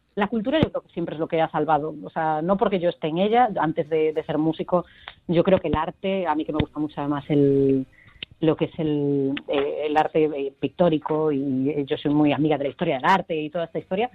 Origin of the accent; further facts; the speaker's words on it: A Coruña, Galicia, Spain; somos Coruña